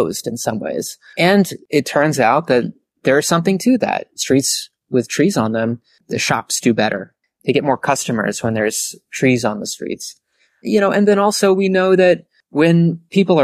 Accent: Lewisburg, Pennsylvania, United States; also born or lived in Northfield, Minnesota / Lund, Sweden; I grew up in Lewisburg, Pennsylvania, and that's where I currently live

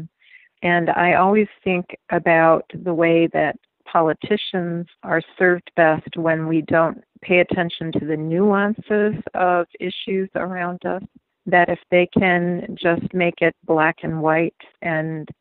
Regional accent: Detroit, Michigan, United States; moved away as an adult; now in Fort Wayne, United States; we are economic refugees from Detroit who landed in Fort Wayne

